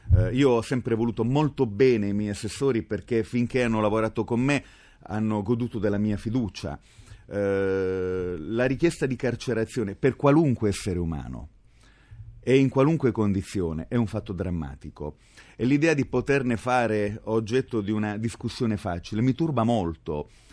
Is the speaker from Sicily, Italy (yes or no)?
no; Apulia, Italy; Io amo molto la mia identità di terrone, sono fierissimo di essere pugliese